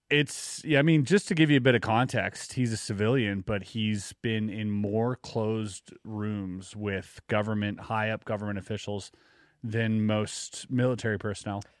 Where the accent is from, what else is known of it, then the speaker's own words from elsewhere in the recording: Quebec, Canada; growing up in Quebec